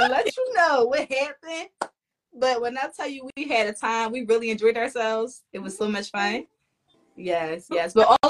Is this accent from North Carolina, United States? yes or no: no; Philadelphia, Pennsylvania, United States; I'm from Philly.